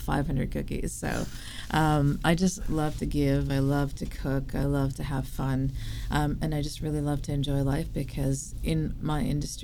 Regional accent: Vancouver, British Columbia, Canada; Where I'm from? Born and raised in Vancouver.

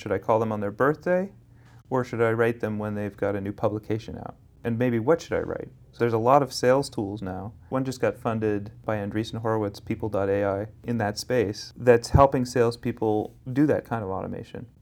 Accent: Berkeley, California, United States; also born or lived in Santa Monica; now in Los Angeles, United States; I grew up in Berkeley.

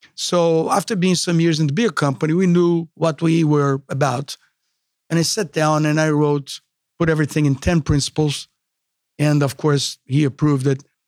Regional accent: Brazil; English is a second language; moved away as an adult; myself from Brazil

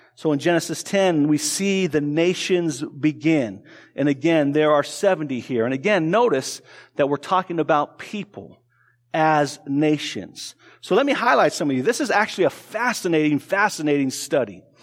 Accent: Tucson, Arizona, United States; I grew up in Tucson, Arizona, so I spoke Spanish

